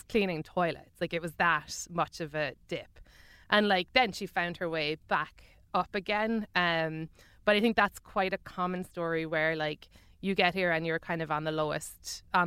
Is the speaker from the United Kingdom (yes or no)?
no; Ireland; moved away as an adult; now in United States; I'm an Irish celebrity.